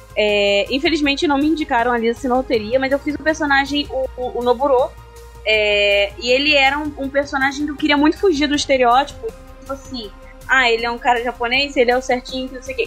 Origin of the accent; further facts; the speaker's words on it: Rio de Janeiro, Brazil; Carioca. Eu sou carioca.